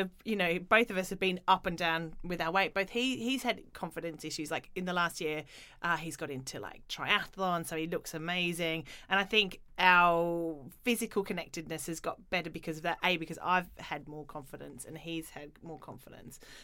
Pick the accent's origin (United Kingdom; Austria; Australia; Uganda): Australia; when I grew up in Australia